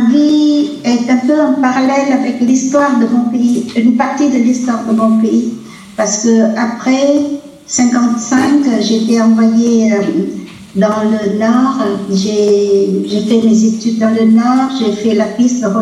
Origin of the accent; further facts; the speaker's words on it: Vietnam; moved away as an adult; now in France; Je suis vietnamienne de sang et de cœur, bien que quand on parle de moi, on dit toujours que je suis française d'origine vietnamienne.